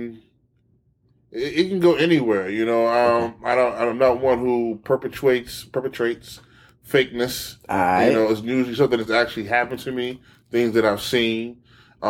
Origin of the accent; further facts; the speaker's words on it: Baltimore, Maryland, United States; I'm originally born and raised Baltimore